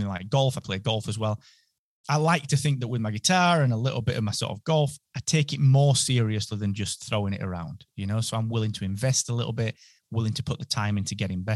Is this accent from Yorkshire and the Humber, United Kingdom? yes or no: yes; Barnsley, Yorkshire and the Humber, United Kingdom; accent: North British; now in Holmfirth, United Kingdom; So I'm from Barnsley, and then by way of a lot of different places, now I ended up sort of back about 30 minutes outside of Barnsley in a place called Holmfirth